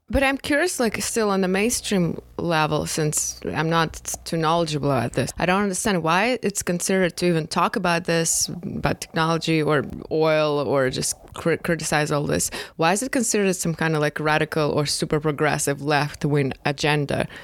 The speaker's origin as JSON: {"language": "English", "region": "Moscow", "country": "Russia", "tie": "born or raised there", "moved": "yes", "said": "growing up in Moscow, which is like megapolis, there you can definitely live without a car"}